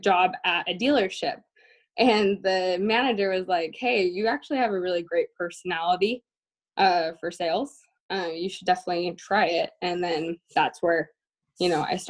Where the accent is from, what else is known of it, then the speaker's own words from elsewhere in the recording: Syracuse, Utah, United States; moved away as an adult; also born or lived in Clearfield, Utah; now in Boston, United States; I am originally from Syracuse, Farmington area. So born and raised in Utah.